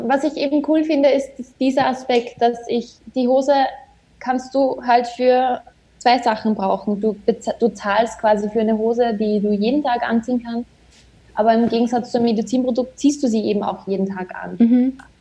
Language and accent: German; Austria; bei uns in Österreich